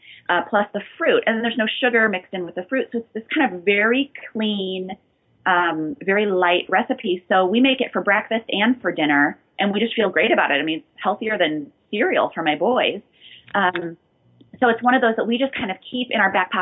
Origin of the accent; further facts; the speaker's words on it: outside Chicago, Illinois, United States; also born or lived in South Haven, Michigan; I grew up outside Chicago in this area